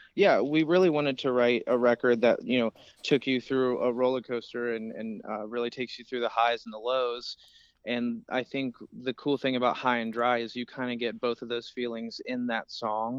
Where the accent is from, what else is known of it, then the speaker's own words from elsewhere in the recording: Cincinnati, Ohio, United States; We're from Cincinnati, Ohio